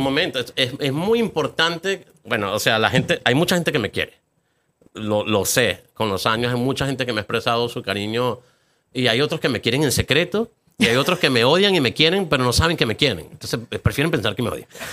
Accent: Venezuela; moved away as an adult; now in Atlanta, United States; no quería vivir en Venezuela, no me sentía parte de esa

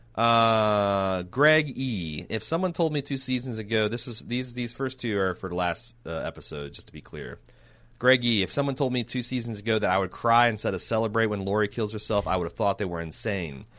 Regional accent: United States; we're stupid Americans

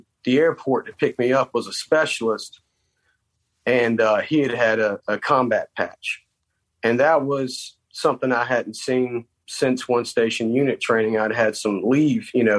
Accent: South Carolina, United States; moved away as an adult; I'm from South Carolina

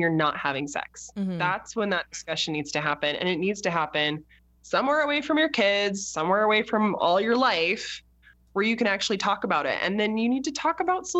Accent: United States; we're American

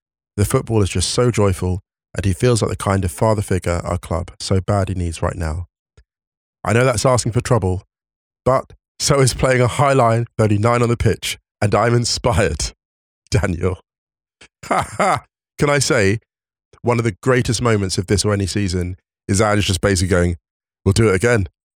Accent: Oxford, South East England, United Kingdom; now in London, United Kingdom; I was blessed/cursed to be born a Spurs fan, but growing up in Oxford, my dad and often mum too took me and my sisters week in, week out to the old manor ground to watch Oxford United

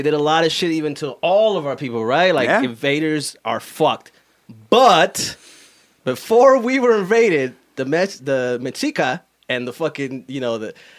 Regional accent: Michigan, United States; I'm from Michigan.

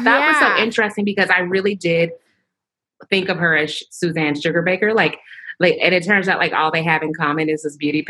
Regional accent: Houston, Texas, United States; I'm from the South. I'm from Texas

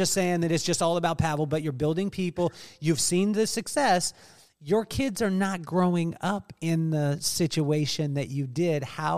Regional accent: England, United Kingdom; born there; also born or lived in Taiwan; We lived in yeah. England. I was born in England. We lived in Taiwan. We moved around the country.

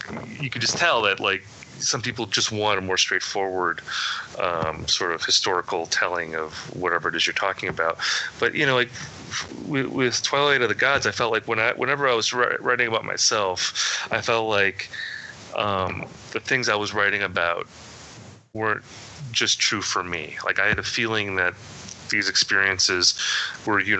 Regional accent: Midwest, United States; I grew up in the Midwest where nothing exciting ever happened in my town.

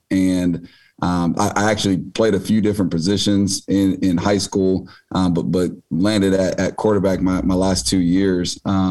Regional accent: Kansas City, United States; also born or lived in Davenport, Iowa; Obviously, I grew up not too far from here down in Kansas City. I was actually born in Iowa, in Davenpo

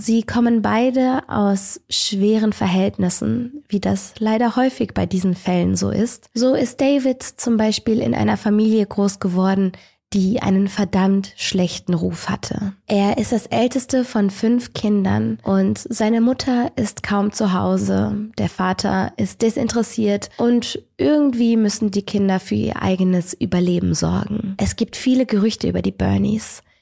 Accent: Rhineland, Germany; ich bin Rheinländerin, ich bin damit groß geworden

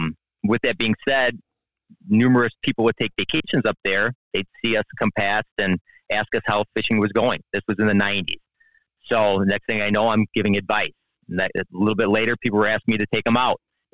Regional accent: Illinois, United States; now in Wisconsin, United States; So I'm from the Midwest originally. I'm from Northern Illinois, and we are official transplants to the state of Wisconsin.

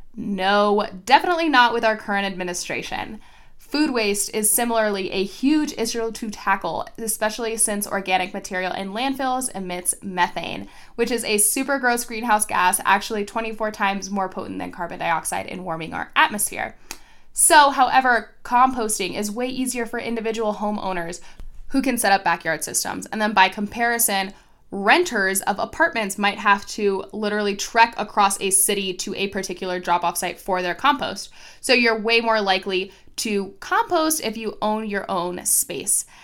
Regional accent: Florida, United States; my home state of Florida

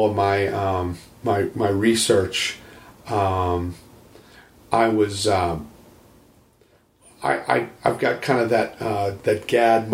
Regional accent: Boston, Massachusetts, United States; moved away as an adult; also born or lived in Dallas, Texas; I'm originally from Boston, Massachusetts

